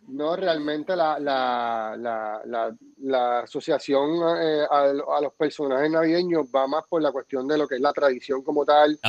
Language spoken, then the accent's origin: Spanish; Puerto Rico; así somos los boricuas